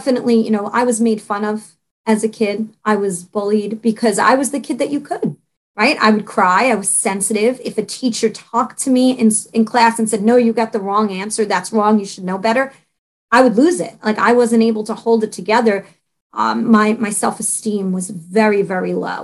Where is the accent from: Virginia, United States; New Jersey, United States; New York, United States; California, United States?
New York, United States; New York City; also born or lived in Staten Island; I was brought up and born in Brooklyn